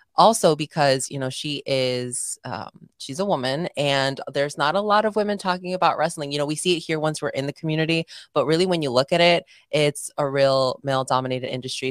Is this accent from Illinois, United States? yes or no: yes; Chicago, Illinois, United States; I'm from Chicago